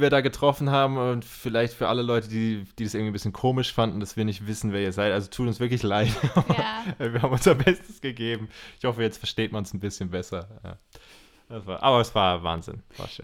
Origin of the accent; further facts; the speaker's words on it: Germany; Als Deutscher